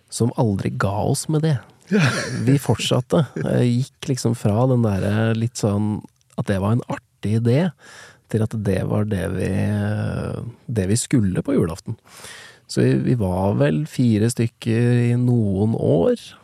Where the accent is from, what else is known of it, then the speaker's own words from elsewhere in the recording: Nittedal, Akershus, Norway; jeg vokste opp i Nittedal